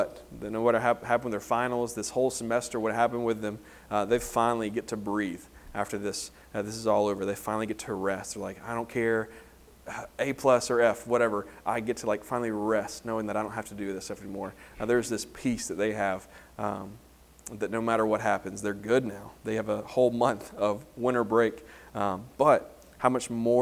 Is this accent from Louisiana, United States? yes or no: yes; Homer, Louisiana, United States; moved away; growing up in Homer, Louisiana